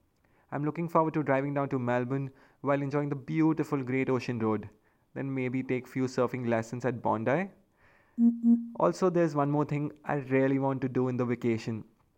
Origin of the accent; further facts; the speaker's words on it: India; now in Sydney, Australia; I can't go back to India this time to meet my friends and family